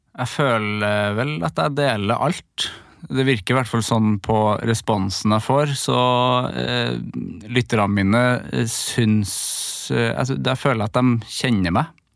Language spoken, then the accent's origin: Norwegian; Trøndelag, Norway; now in Oslo, Norway